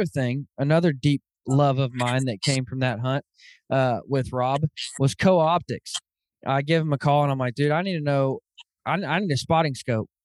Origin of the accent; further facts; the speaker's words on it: Arkansas, United States; moved away; I grew up in Arkansas and I grew up in an area in Arkansas where there are bears